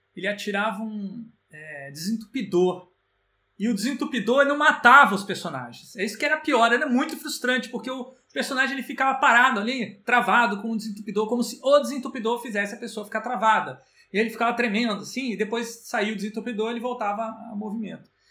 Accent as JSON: {"language": "Portuguese", "country": "Brazil"}